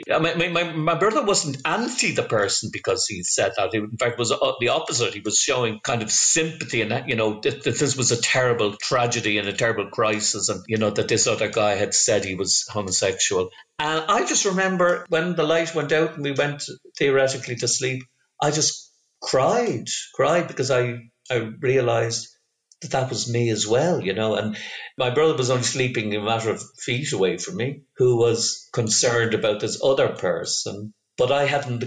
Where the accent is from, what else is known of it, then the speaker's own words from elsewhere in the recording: Dublin, Leinster, Ireland; also born or lived in Brussels / Derry / Donegal; I grew up in Donnybrook